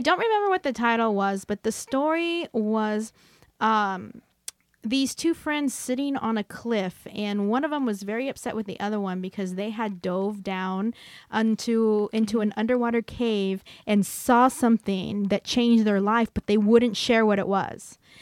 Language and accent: English; Hanford, California, United States; moved away; my hometown, Hanford, California.